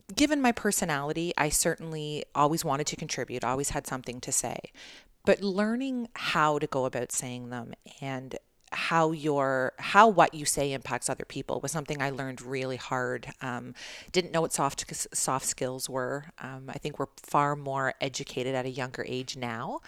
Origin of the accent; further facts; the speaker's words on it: Toronto, Ontario, Canada; I was born in Toronto